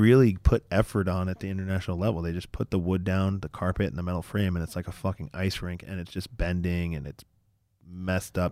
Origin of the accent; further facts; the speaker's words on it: United States; we're American